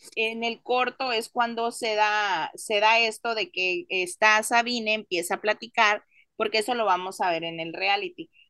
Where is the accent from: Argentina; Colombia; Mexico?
Mexico; moved away; tú y yo somos mexicanos